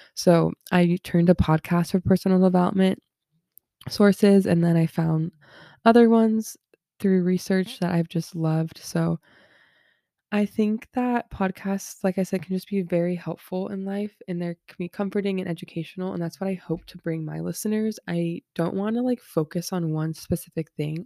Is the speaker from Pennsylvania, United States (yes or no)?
no; Southern California, United States; I'm from Southern California, born and raised here